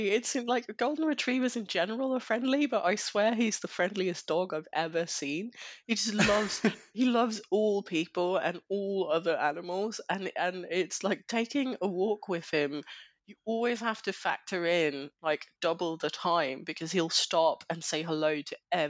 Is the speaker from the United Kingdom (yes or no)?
no; Denmark; English is a second language; So I'm from Denmark.